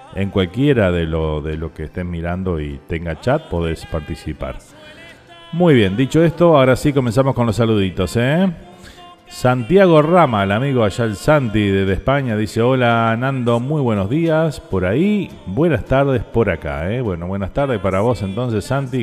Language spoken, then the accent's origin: Spanish; Uruguay; also born or lived in New Jersey; now in United States; nos identifican como uruguayos, que identifican a nuestro país, a nuestras raíces